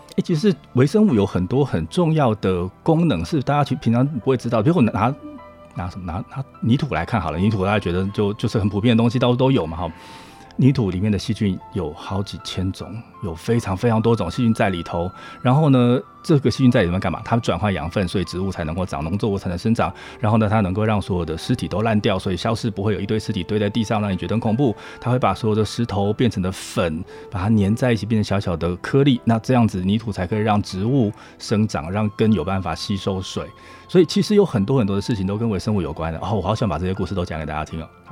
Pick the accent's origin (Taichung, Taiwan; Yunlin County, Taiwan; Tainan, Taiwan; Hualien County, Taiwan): Hualien County, Taiwan; moved away as an adult; also born or lived in United States; 我是花莲人啊